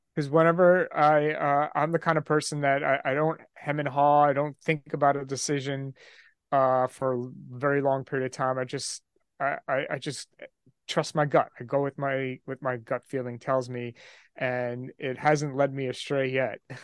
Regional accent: just outside New York City, United States; I'm from New York, uh, just outside New York City

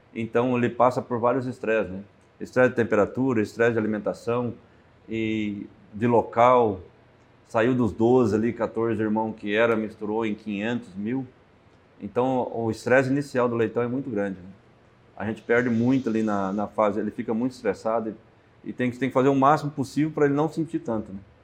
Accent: Toledo, Paraná, Brazil; Eu sou de Toledo, Paraná, oeste do Paraná

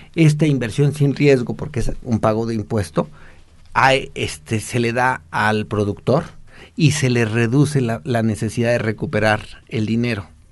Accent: Mexico

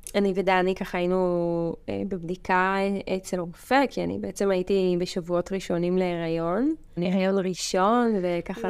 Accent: Mevaseret Zion, Jerusalem District, Israel; now in Kibbutz Dan, Israel; במקור אני ממבשרת ציון

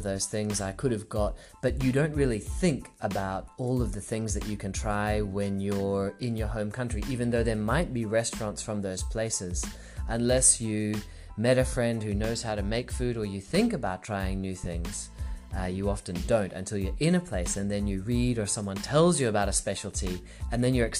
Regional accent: Singapore; also born or lived in New Zealand; now in Australia; So I was born in New Zealand, grew up in Singapore, and I've lived in Australia for about 13 years.

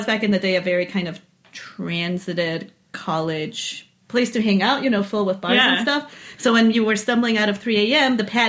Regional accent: Peru; moved away; also born or lived in Montreal; Where are you from? Peru. Beirut. No, Peru. South America. Not Lebanon.

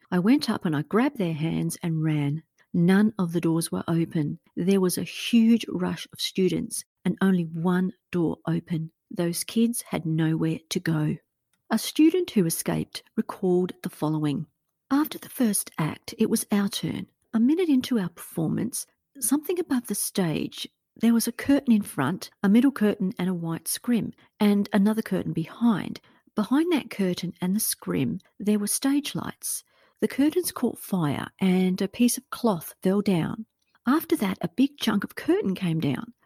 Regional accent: Australia; a fellow Australian podcaster

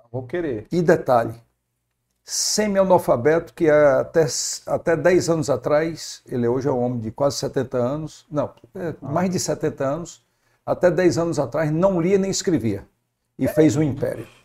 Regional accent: Fortaleza, Ceará, Brazil; Natural daqui mesmo. Eu sou natural de Fortaleza.

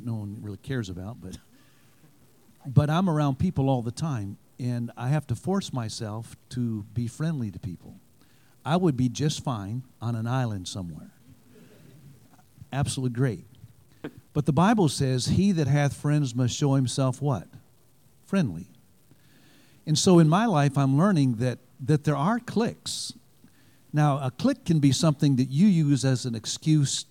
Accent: Michigan, United States; moved away; also born or lived in Alabama; I'm from Michigan

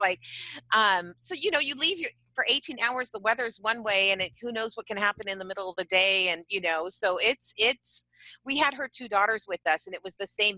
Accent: San Diego, California, United States; we're all mm from San Diego

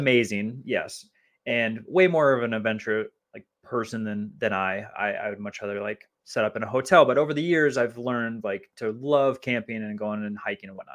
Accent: Minnesota, United States; moved away; growing up in Minnesota

